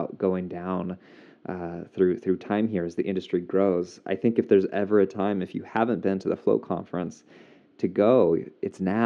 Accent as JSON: {"language": "English", "town": "Portland", "region": "Oregon", "country": "United States", "tie": "born or raised there", "said": "my hometown of Portland"}